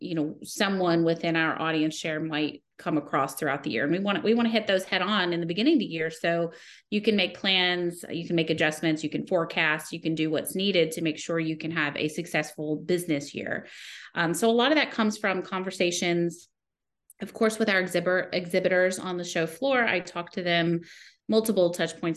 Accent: the South, United States; now in Connecticut, United States; I grew up in the South.

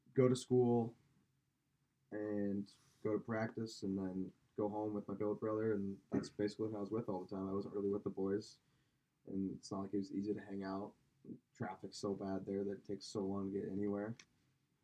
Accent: Kansas City, United States; I grew up playing hockey in Kansas City

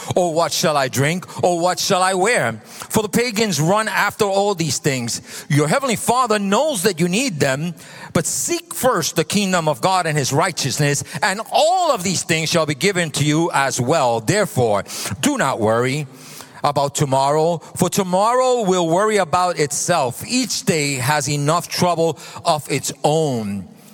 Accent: New York City, New York, United States; moved away; So I come from New York. I'm a New Yorker a Brooklynite

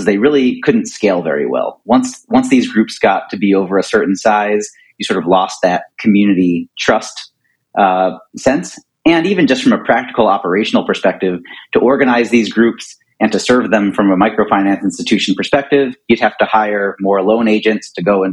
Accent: Philadelphia, Pennsylvania, United States; moved away as an adult; I grew up in Philadelphia

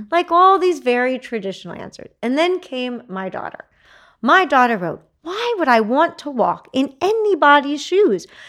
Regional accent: Texas, United States; I'm a Texan.

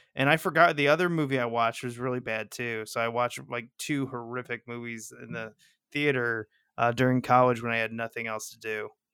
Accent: Missouri, United States

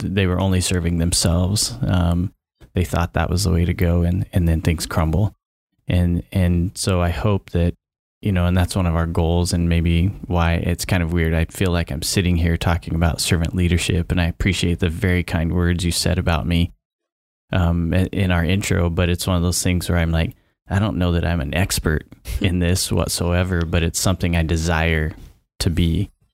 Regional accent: Vale, Oregon, United States; also born or lived in Polk County, Oregon; I grew up in Oregon, so I've never lived outside of Oregon. However, where I grew up, I was on the Idaho border

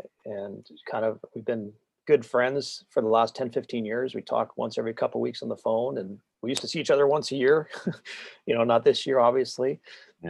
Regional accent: Northwest, United States; You know, I'm from the Northwest. I'm a recreational skier.

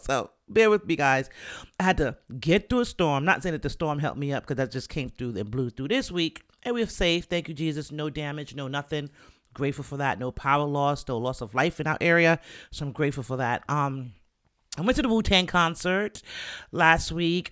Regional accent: Jamaica; I'm Jamaican

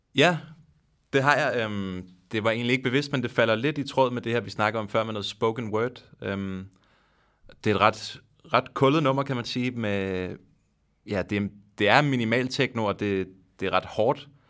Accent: Denmark; så er det en sjov situation at være i som dansker, hvor man forstår svensk temmelig godt

